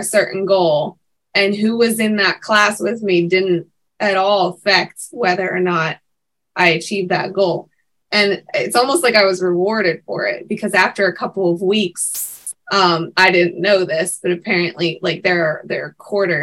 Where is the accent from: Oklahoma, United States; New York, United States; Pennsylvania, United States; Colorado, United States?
Pennsylvania, United States; Pittsburgh; the Tall Family Theater in Pittsburgh, which is my hometown